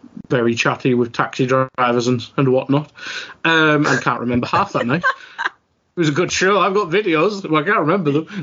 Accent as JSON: {"language": "English", "region": "England", "country": "United Kingdom", "said": "I suppose I'm from England"}